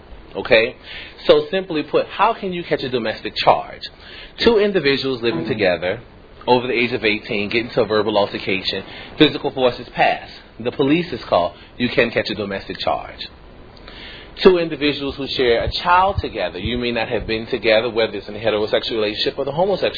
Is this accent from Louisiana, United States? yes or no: yes; New Orleans, Louisiana, United States; moved away; I'm actually from New Orleans, Louisiana.